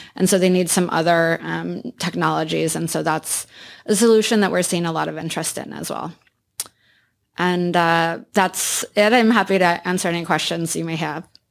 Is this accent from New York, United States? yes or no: no; Iowa, United States; I grew up in Iowa